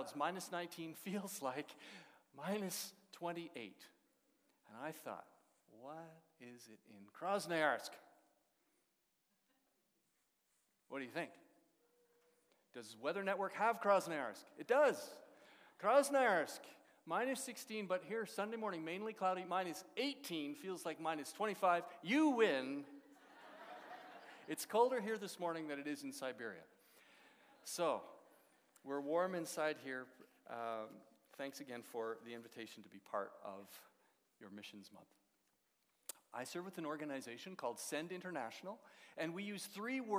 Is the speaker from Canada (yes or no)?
yes; Edmonton, Alberta, Canada; moved away as an adult; also born or lived in Russia; now in London, Canada; I grew up in Edmonton